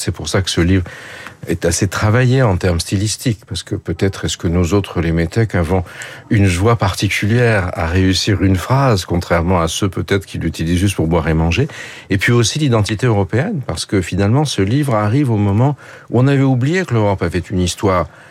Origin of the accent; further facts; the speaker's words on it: Paris, Île-de-France, France; first language French; j'ai grandi à Paris, ma langue, euh, c'est le français, bien sûr